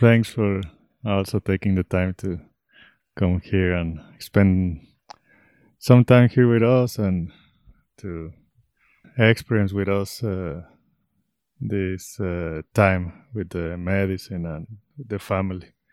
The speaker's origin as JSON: {"language": "English", "town": "Guadalajara", "region": "Jalisco", "country": "Mexico", "moved": "as an adult", "lives_now": "Ecuador", "said": "I am originally from Mexico, Guadalajara, Mexico."}